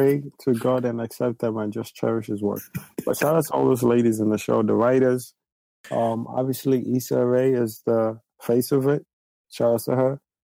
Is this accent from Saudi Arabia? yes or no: no; Nigeria; I'm Nigerian